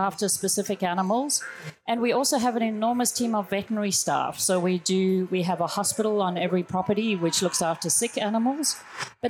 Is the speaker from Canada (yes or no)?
no; South Africa; moved away as an adult; now in Australia; I was born in South Africa. I've been here for 15 years in Australia